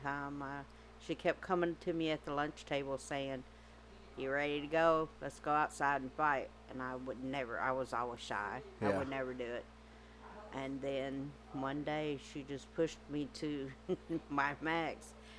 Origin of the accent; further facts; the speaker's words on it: Arkansas, United States; accent: hillbilly; also born or lived in Chicago, Illinois / Bay, Arkansas; I was 2 when I came to Arkansas. Yeah. So I was mainly raised in Arkansas.